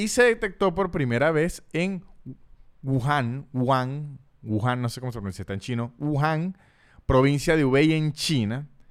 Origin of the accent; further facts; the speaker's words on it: Venezuela; uno siendo venezolano